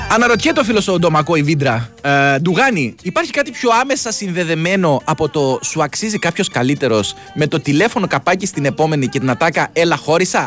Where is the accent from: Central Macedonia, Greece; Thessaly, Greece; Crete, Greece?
Crete, Greece; Mylopotamos; στο χωριό μου στις αλόιδες του Μιλοποτάμου